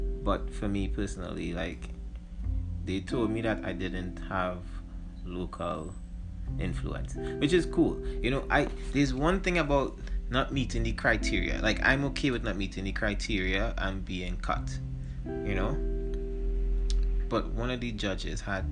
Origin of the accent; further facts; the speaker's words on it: Trinidad & Tobago; I'm a Trinidadian hip-hop artist